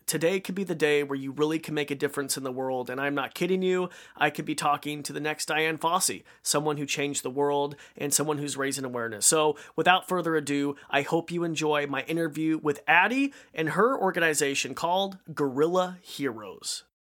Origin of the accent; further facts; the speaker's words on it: Idaho, United States; I'm from Idaho